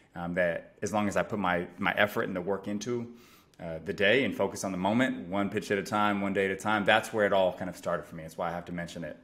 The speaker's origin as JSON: {"language": "English", "area": "San Francisco Bay Area", "region": "California", "country": "United States", "tie": "born or raised there", "said": "born and raised in the San Francisco Bay Area"}